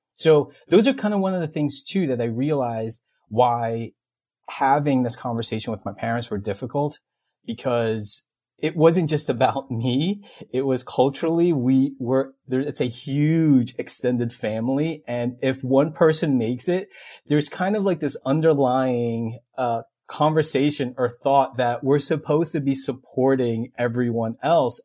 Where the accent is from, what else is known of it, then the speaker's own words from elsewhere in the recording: Elizabeth, New Jersey, United States; I grew up in Elizabeth, New Jersey